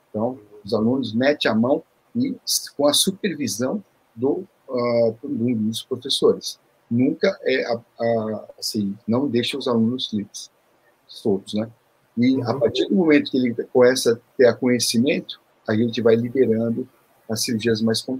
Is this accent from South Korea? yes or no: yes; Seoul, South Korea; born there; Eu, vim da, eu nasci em Seul, na Coreia